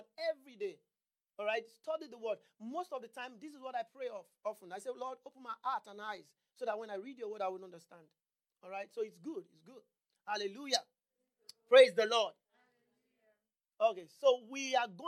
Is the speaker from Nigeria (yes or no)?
yes; Nigeria; moved away; I'm from Nigeria.